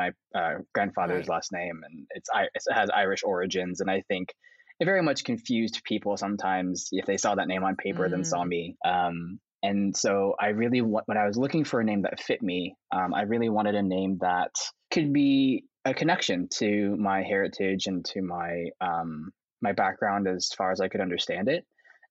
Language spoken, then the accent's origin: English; Yiyang, Hunan, China; born there; I was adopted from Hunan, China. Like I was in the city specifically was Yiyang.